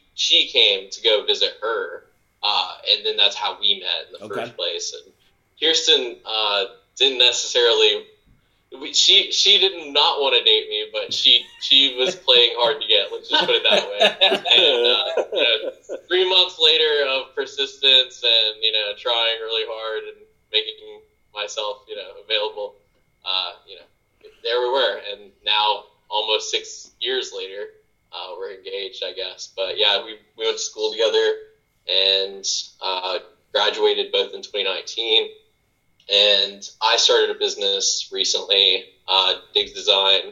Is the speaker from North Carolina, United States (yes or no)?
yes; Norwood, North Carolina, United States; moved away as an adult; now in Charlotte, United States; I grew up in Norwood, North Carolina.